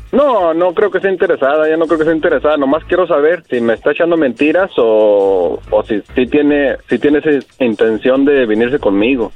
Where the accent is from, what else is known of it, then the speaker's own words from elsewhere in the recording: Torreón, Coahuila, Mexico; moved away; yo soy de Torreón